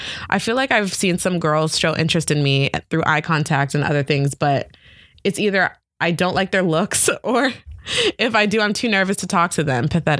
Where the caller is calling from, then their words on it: London, United Kingdom; I'm 17 from London, England.